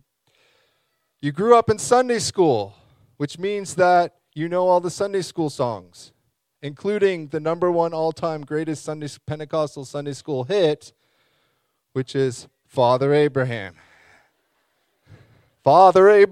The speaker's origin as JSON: {"language": "English", "town": "Saint John", "region": "New Brunswick", "country": "Canada", "tie": "born or raised there", "said": "I was born here, so I say I'm from St. John."}